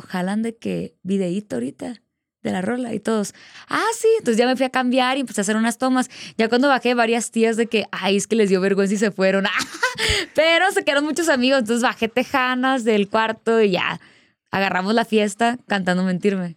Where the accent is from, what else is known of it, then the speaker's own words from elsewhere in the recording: Culiacán, Sinaloa, Mexico; Justo ahí en Sinaloa, pues eh, mi abuelita siempre me ponía …, ella es de allá